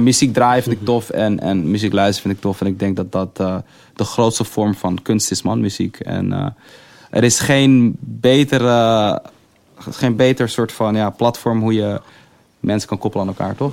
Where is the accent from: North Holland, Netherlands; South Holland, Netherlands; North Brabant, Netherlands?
North Holland, Netherlands; Amsterdam; ik zeg dat ik uit Amsterdam kom